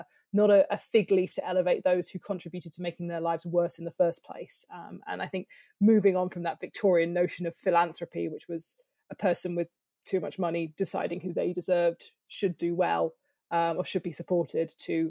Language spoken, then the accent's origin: English; near Bristol, South West England, United Kingdom; I grew up near Bristol